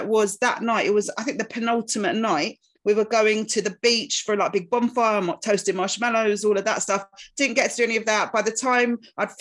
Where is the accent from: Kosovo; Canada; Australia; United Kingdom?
United Kingdom; Essex, East of England; I grew up in Essex country-ish